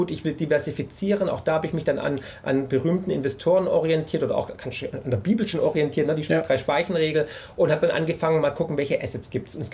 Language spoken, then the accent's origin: German; Baden-Württemberg, Germany; ich bin ja Schwabe, ja, und die Schwaben haben es irgendwie im Blut, glaube ich.